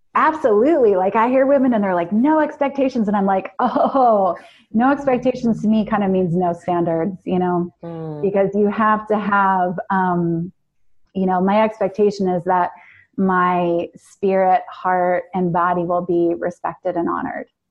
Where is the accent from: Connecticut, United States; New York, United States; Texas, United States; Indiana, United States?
New York, United States; New York